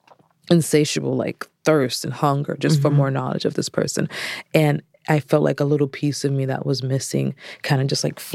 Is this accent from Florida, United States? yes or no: yes; Orlando, Florida, United States; I'm from Orlando, Florida.